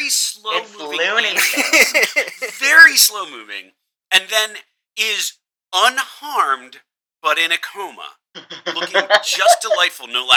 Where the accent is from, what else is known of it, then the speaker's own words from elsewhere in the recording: East Coast, United States; now in Dallas, United States; I'm not from New York, but I am from the East Coast